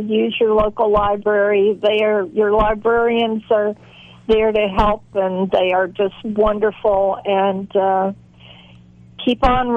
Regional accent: the South, United States; a lot of the males in my life growing up in the South

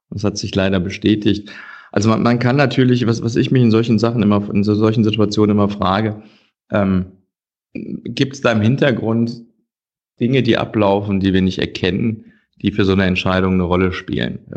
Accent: Cologne, North Rhine-Westphalia, Germany; aber als Kölner freut man sich ja, wenn so ein Arsch dann da eine Funktion bekommt.

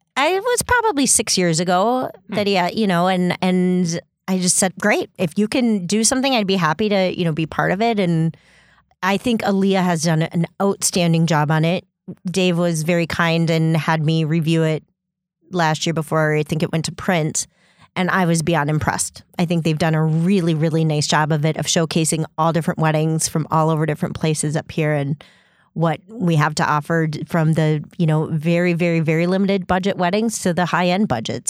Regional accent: Stillwater, Minnesota, United States; moved away; also born or lived in Door County; my mom is uh, actually in Minnesota, and that's where I'm originally from

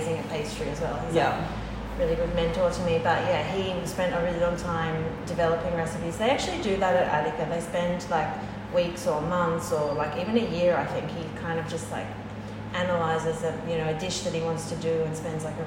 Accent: Tasmania, Australia; now in Melbourne, Australia; I'm from Tasmania

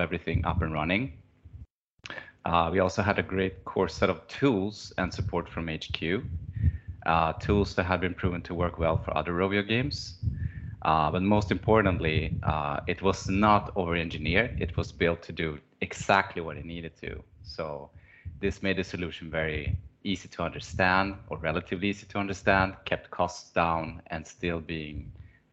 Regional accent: Stockholm, Stockholm County, Sweden; I'm from Stockholm, where I work and live with my family.

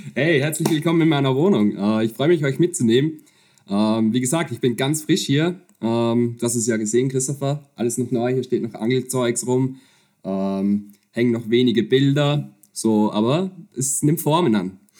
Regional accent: Upper Austria, Austria; moved away as an adult; also born or lived in Vienna; now in Netherlands; ich bin, bin Österreicher, äh, komme aus, ursprünglich aus der Region Oberösterreich

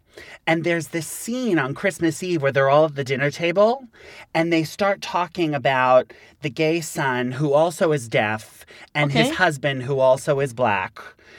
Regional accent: New York, United States; I'm from here.

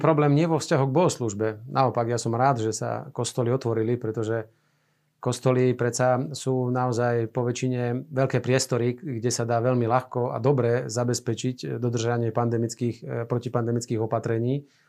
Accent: Banská Bystrica, Banská Bystrica Region, Slovakia; ja som z Banskej Bystrice

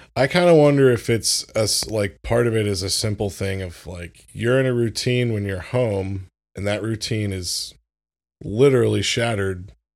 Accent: Florida, United States; moved away; I grew up in Florida

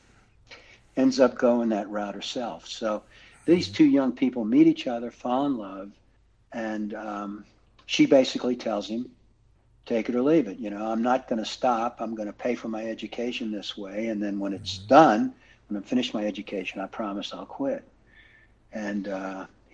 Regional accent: Louisiana, United States; I grew up in Louisiana, and I lived in the Cajun country for a while when I went to graduate school

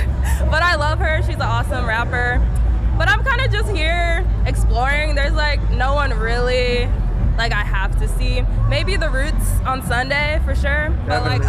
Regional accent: Chicago, Illinois, United States; I'm from Hyde Park.

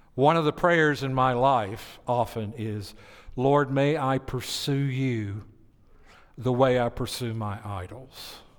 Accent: Tennessee, United States; I grew up in Tennessee

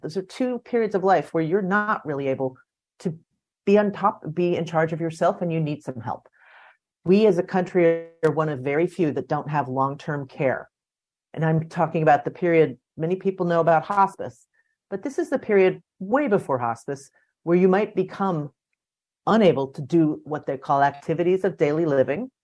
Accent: D.C., District of Columbia, United States; I grew up outside Washington, D.C., in the suburbs

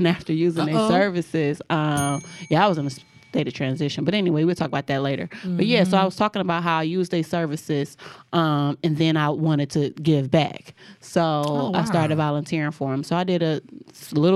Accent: Michigan, United States; I'm from Michigan. I'm a Michigander.

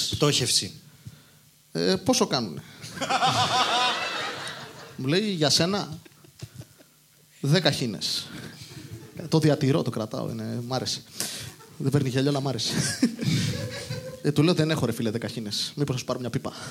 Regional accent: Rosochori, Greece; από το χωριό μου, το Ρωσοχώριο Ανίνων.

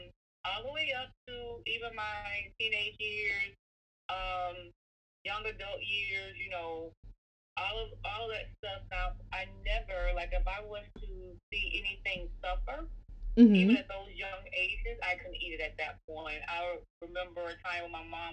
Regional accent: Philadelphia, Mississippi, United States; moved away; I'm originally from Philadelphia, Mississippi. So, and Mississippi, you know, we just ate the southern food

